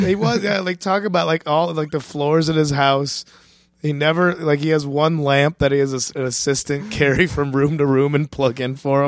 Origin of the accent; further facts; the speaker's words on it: Chicago, Illinois, United States; moved away; Chicago's my hometown